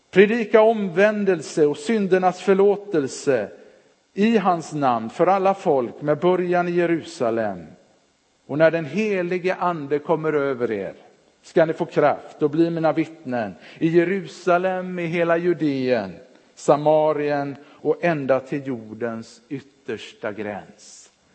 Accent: Partille, Västra Götaland, Sweden; moved away as an adult; also born or lived in Örebro / Jönköping; när de flyttade till Partille gick de med i Sävedalens missionskyrka. Där växte jag upp

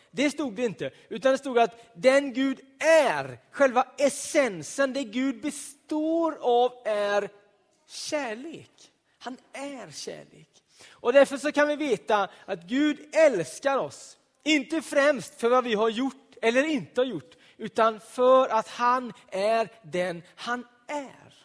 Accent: Donsö, Västra Götaland, Sweden; På Donsö, där jag är född och uppvuxen, en ö i Göteborgs södra skärgård så fanns det ett litet hus av betong.

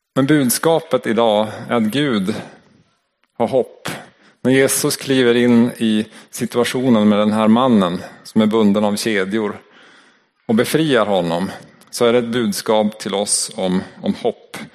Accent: Norrland, Sweden; accent: Norrland dialect; min norrländska dialekt

